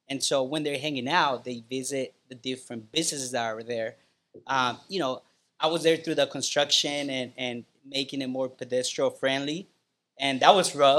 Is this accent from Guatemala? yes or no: yes; Guatemala; now in Chula Vista, United States; I love to say I'm from Guatemala. I love to say I'm an immigrant. I love to say I grew up in the hood.